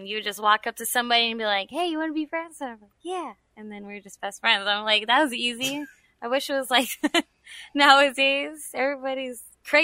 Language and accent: English; San Antonio, Texas, United States; I'm from San Antonio